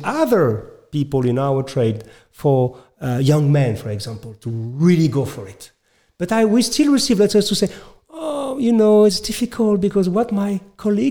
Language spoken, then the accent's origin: English; France; accent: French; English is a second language; I'm French. You can notice my accent.